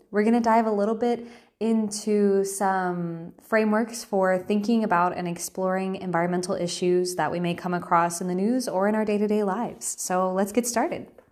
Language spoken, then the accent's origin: English; South Carolina, United States; I was born and raised in South Carolina